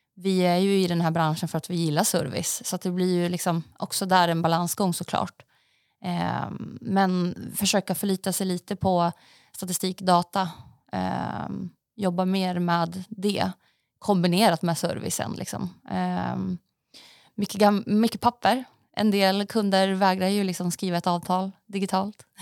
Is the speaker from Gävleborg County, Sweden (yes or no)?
no; Västerås, Västmanland, Sweden; moved away as an adult; also born or lived in Norway / Stockholm; då bodde jag i Västerås också till, innan jag hann flytta hit där jag kommer ifrån Västerås